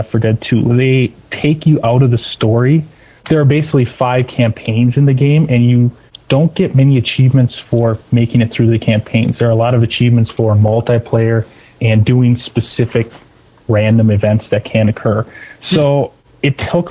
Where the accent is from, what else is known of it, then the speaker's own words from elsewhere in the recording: Milwaukee area, Wisconsin, United States; I've never lived anywhere except for this area